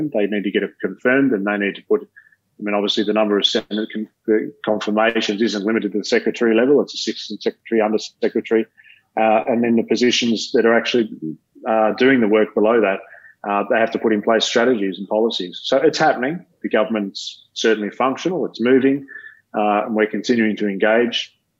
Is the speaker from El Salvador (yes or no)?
no; Australia; As an Australian